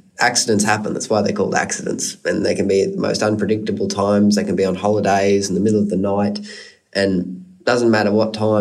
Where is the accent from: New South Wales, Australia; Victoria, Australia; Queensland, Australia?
Queensland, Australia; Brisbane; also born or lived in Maleny, Queensland; I was brought up in Mullaney and Brisbane. We've got the property at Mullaney, almost 300 acres up on the sunny coast of Red Angus beef cattle. I went to school down in Brisbane, so I spent most of my schooling life down there